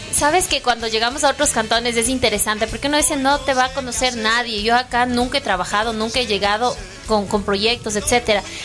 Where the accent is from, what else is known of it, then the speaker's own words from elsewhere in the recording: Ecuador; aquí todos somos de Ecuador